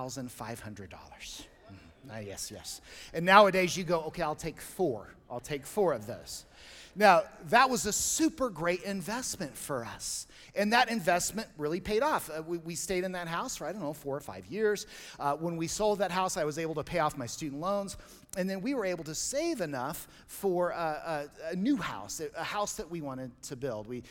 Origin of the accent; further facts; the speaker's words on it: Colorado, United States; I grew up here in Colorado